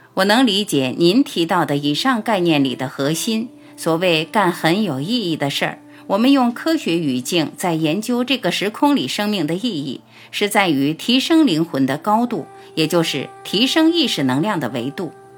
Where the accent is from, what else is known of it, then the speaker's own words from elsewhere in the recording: China; 我们中国人